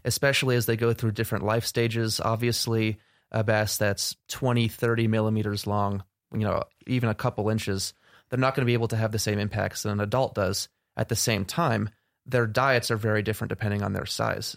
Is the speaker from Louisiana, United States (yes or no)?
no; Tenafly, New Jersey, United States; moved away as an adult; now in Montana, United States; I'm originally from Tenafly, New Jersey